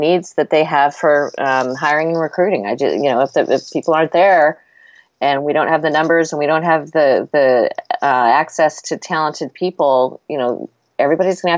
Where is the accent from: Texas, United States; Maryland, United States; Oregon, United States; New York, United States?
Oregon, United States; Portland; moved away; I'm from Portland, so I have family there.